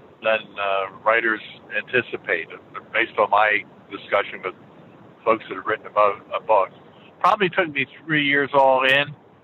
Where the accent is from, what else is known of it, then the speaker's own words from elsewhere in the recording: Philadelphia, Pennsylvania, United States; born there; I was born in Philadelphia, so I must say, from a basically a blue collar environment, the agency was not high on my radar.